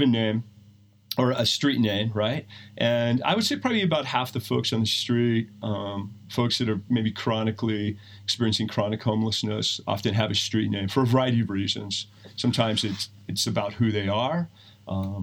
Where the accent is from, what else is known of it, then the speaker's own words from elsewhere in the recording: Steamboat Springs, Colorado, United States; I grew up in Steamboat